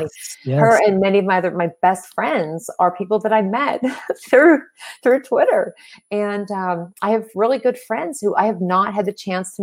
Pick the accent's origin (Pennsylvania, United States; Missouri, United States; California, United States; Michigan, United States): Pennsylvania, United States; Pittsburgh; I'm from Pittsburgh, Pennsylvania